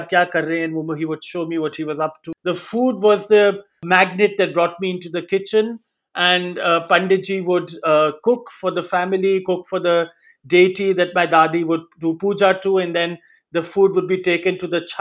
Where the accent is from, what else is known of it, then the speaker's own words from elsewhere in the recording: India; moved away; growing up in India